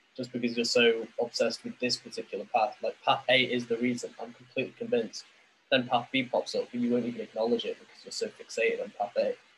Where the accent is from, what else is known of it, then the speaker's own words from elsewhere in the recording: England, United Kingdom; now in Vietnam; I'm still from England